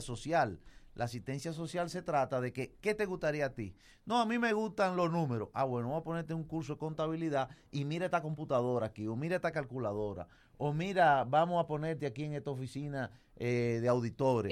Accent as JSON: {"language": "Spanish", "town": "Moca", "region": "Espaillat", "country": "Dominican Republic", "said": "yo que vengo de Moca"}